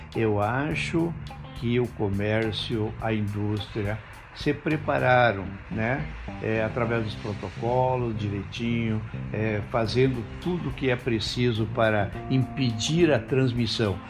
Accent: Ibirubá, Rio Grande do Sul, Brazil; moved away as an adult; also born or lived in Barros Cassal; now in Santo Ângelo, Brazil; Nasci em Barros Cassal, uma pequena cidade perto de Soledade, na época pertencia a Soledade. É, e como meu pai era pastor, ele recebeu um chamado para Ibirubá, então foi em Ibirubá que eu é, convivi a minha adolescência

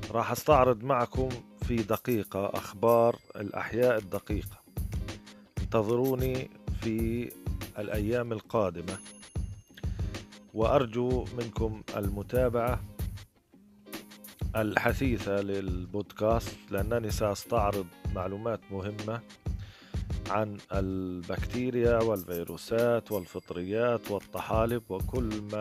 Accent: Gaza, Gaza Strip, Palestine; من فلسطين غزه بكالوريوس الاحياء الدقيقه من جامعه الازهر بغزه

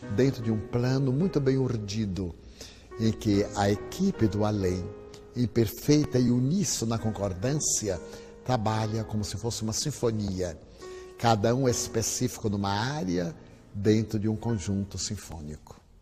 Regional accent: Feira de Santana, Bahia, Brazil; eu sou baiano de Feira de Santana

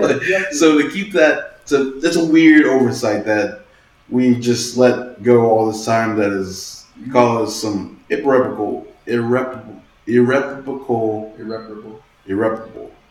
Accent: Stone Mountain, Georgia, United States; I'm from Stone Mountain

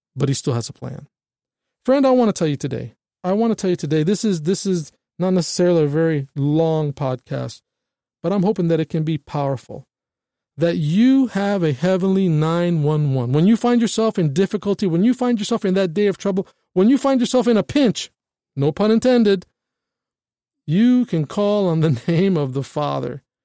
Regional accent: United States; we as American citizens

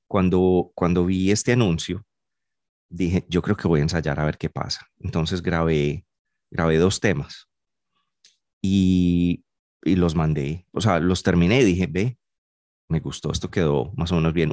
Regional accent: Medellín, Antioquia, Colombia; moved away; soy de Medellín y he tocado guitarra toda la vida

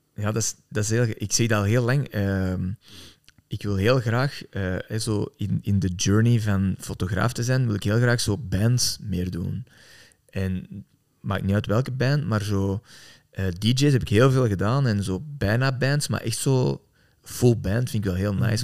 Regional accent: Antwerp, Flanders, Belgium; ik ben zelf van Antwerpen

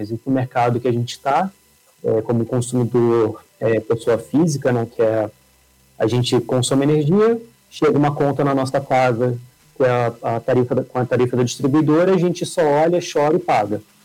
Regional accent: Rio de Janeiro, Brazil; moved away as an adult; now in São Paulo, Brazil; acho que o sotaque vai entregar um pouco. Eu sou carioca, mas acabei mudando aqui para São Paulo

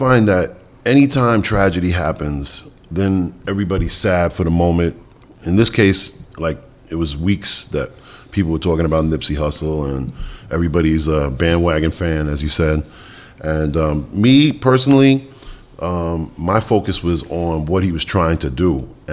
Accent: New York City, New York, United States; also born or lived in Bronx, New York; I grew up in the Bronx, but was raised in Queens.

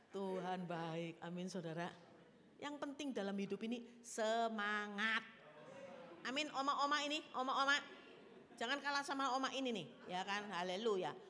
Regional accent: Java, Indonesia; Ini eh, saya orang Jawa soalnya kan.

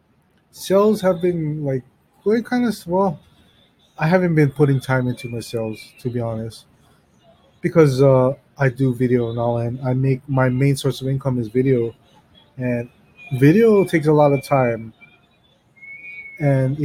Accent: Hawaii, United States; I'm from Hawaii

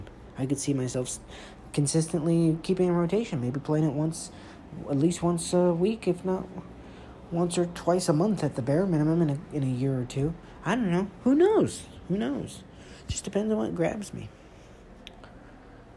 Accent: Atlanta, Georgia, United States; I'm from Atlanta, from the A's

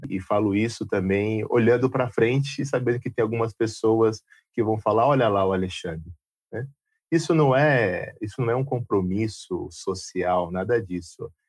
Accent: Jundiaí, São Paulo, Brazil; also born or lived in Londrina; eu sou de Jundiaí

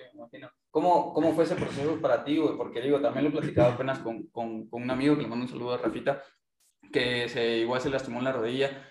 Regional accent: Mexico; nosotros como mexicanos

